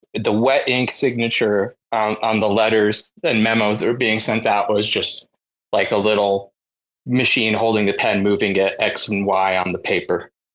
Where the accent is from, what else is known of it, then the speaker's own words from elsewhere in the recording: United States; as an American